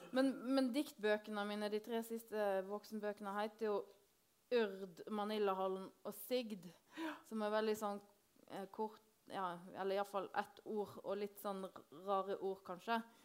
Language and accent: Norwegian; Hardanger, Vestland, Norway; Hardanger, der jeg kommer fra